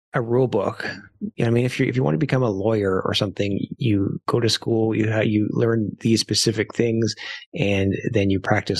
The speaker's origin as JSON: {"language": "English", "country": "Canada", "said": "I being Canadian, I like to go down to Florida, and I love to spend my winters there because that's what Canadians do."}